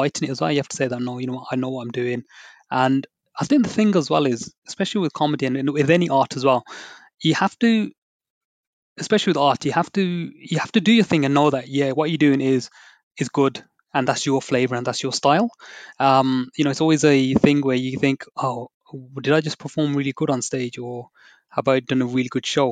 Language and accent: English; United Kingdom; I'm a British Asian background